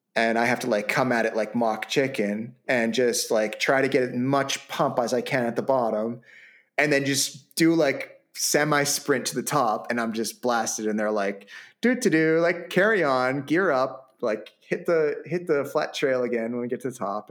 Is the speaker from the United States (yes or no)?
no; Vancouver, British Columbia, Canada; basically my hometown